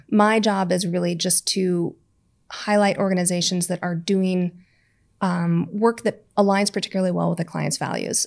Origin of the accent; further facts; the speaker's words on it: United States; moved away; we're both American